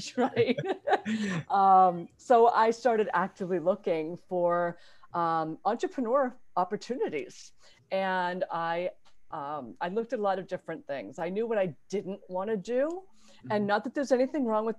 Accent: Mendon, Massachusetts, United States; I grew up in Mendon, Massachusetts

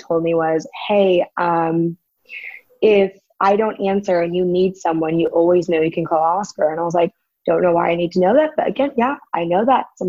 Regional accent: San Diego, California, United States; moved away as an adult; now in Brawley, United States; I'm from San Diego, but we live in Brawley now

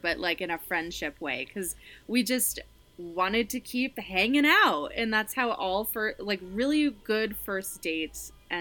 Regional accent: Fort Collins, Colorado, United States; my hometown radio station. This is in Fort Collins, Colorado

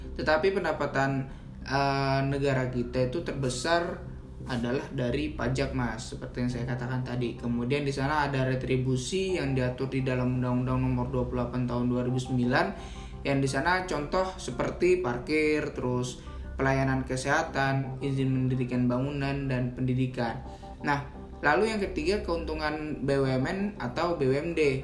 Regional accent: Sangatta, East Kalimantan, Indonesia; kota saya di Sangatta Kalimantan Timur

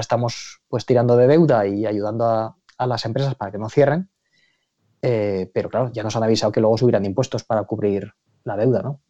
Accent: Aragon, Spain; now in London, United Kingdom; yo hablo como, por supuesto como aragonés, pero como ciudadano británico

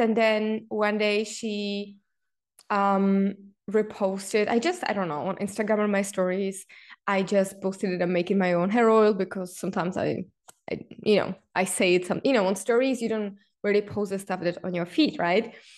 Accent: Czechia; me being Czech, growing up in Czech Republic

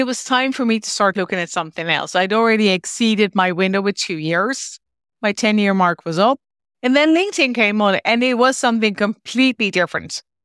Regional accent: Netherlands; moved away as an adult; now in Ireland; I moved from the Netherlands. As I mentioned, I'm originally Dutch

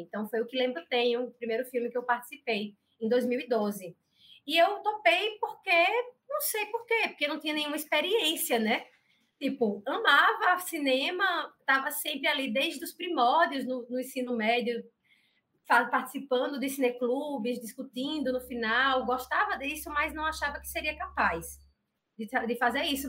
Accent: Arapiraca, Alagoas, Brazil; eu sou natural de Arapiraca.

